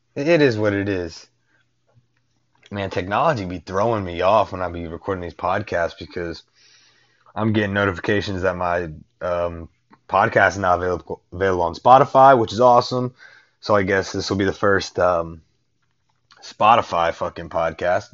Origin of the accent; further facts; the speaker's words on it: Northport, Alabama, United States; now in Houston, United States; I was born in Northport, Alabama. All right, that's like minutes away from the University of Alabama's campus my father worked the University of Alabama for like damn near 30 years